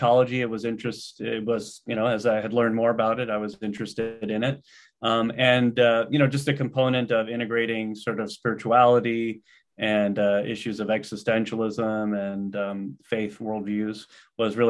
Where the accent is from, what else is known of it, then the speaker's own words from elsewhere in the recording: Los Angeles, California, United States; also born or lived in East Coast; I grew up here in the Los Angeles area and was just returning home